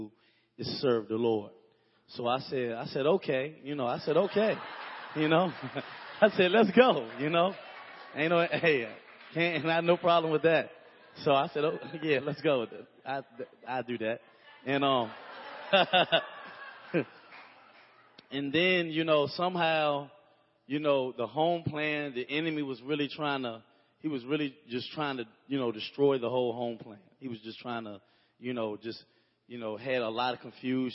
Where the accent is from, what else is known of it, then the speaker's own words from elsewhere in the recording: Roanoke, Virginia, United States; I'm from Roanoke, Virginia. I pretty much came from a broken home.